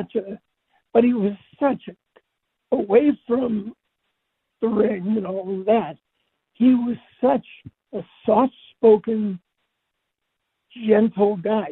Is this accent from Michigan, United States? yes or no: yes; Detroit, Michigan, United States; moved away; also born or lived in Dallas; I grew up outside Detroit